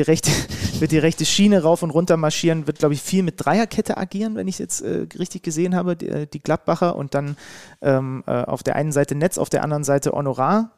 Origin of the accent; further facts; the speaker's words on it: Leipzig, Saxony, Germany; als gebürtiger Leipziger